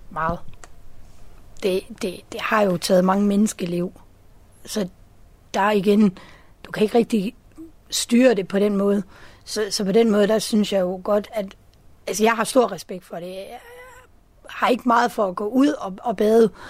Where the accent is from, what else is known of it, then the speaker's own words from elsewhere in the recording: Zealand, Denmark; Jeg er oprindelig fra Sjælland.